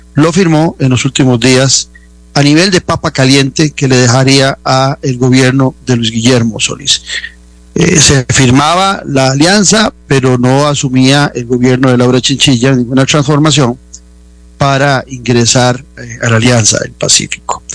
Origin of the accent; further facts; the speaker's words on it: Costa Rica; nuestra dieta particular como costarricenses